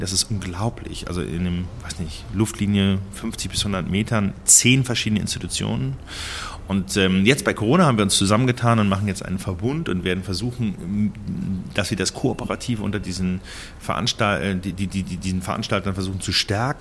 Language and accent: German; between Cologne and Bonn, North Rhine-Westphalia, Germany; also born or lived in Berlin / Lucerne; now in Basel, Switzerland; ich bin in Köln geboren, in der Klinik und bin zwischen Köln und Bonn auf dem Land aufgewachsen